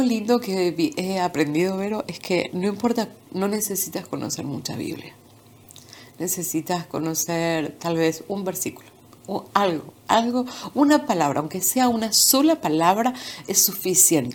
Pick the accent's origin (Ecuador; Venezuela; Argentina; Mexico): Argentina; Buenos Aires; moved away as an adult; now in Florida, United States; Nací en Buenos Aires, Argentina. Nací en un pequeño pueblo y a los dos años y medio ah, nos mudamos a la ciudad de Buenos Aires. Ahí vivimos a los 26 años me mudé aquí a Estados Unidos, Florida